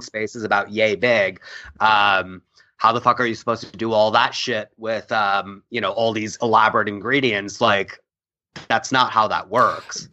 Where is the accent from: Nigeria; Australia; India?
India; moved away; also born or lived in New York; we come from India. We all use pressure cookers.